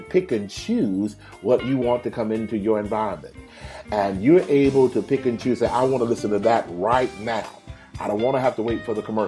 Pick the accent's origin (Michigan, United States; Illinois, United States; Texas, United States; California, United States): Texas, United States; Houston; Houston, my hometown